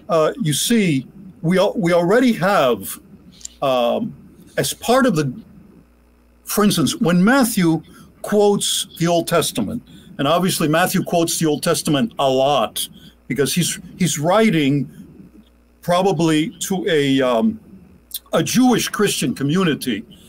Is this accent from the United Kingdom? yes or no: no; Cuba; moved away; especially when I came to this country from Cuba, I lived with them.